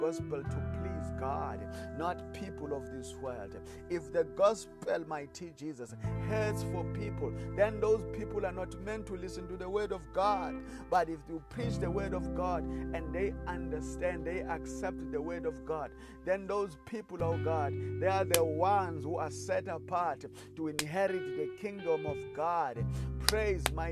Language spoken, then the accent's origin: English; South Africa; I come from South Africa.